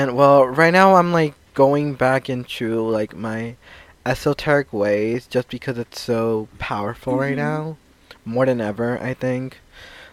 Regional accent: New York, United States; I'm a New Yorker

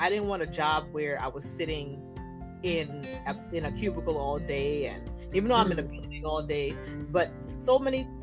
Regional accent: Nigeria; accent: Nigerian; my Nigerian accent

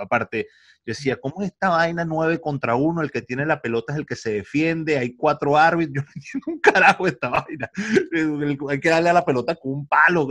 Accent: La Guaira, Venezuela; now in Málaga, Spain; yo soy de La Guaira

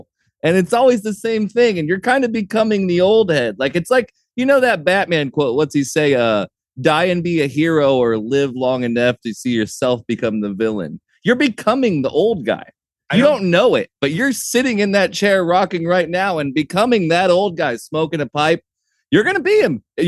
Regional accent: Indiana, United States; Growing up in Indiana, I know a bunch of people that are just like the Godwins.

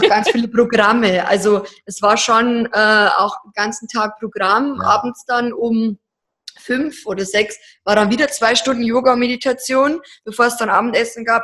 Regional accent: Deggendorf, Bavaria, Germany; wir kommen ja aus Deckendorf, aus Niederbayern

